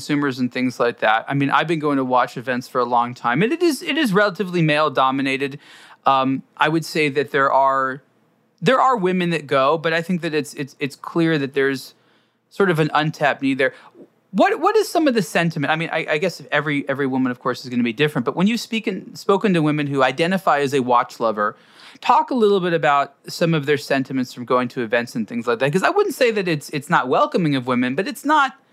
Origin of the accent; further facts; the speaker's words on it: Los Angeles, California, United States; where I grew up here in Los Angeles